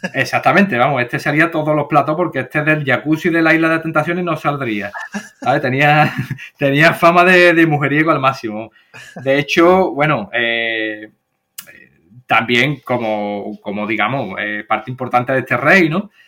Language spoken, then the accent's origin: Spanish; Seville, Andalusia, Spain; nuestra cultura, tanto sevillana como andaluza